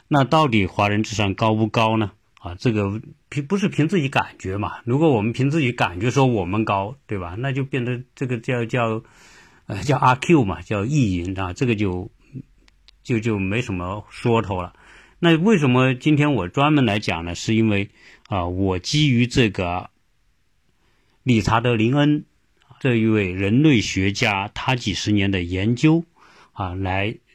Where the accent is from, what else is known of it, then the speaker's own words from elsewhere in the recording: China; 和我们中国人